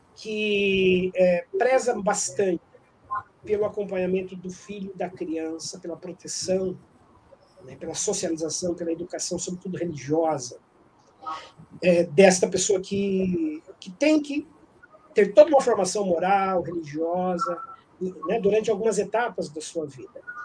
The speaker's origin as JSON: {"language": "Portuguese", "country": "Brazil", "said": "sou brasileiro"}